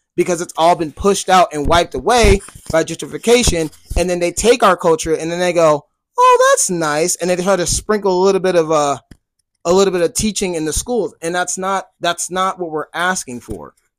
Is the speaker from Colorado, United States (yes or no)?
yes; Colorado, United States; I love my home state